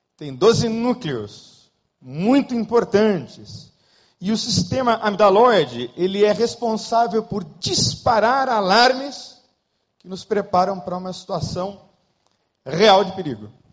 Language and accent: Portuguese; Brazil; also born or lived in Rio de Janeiro; nós brasileiros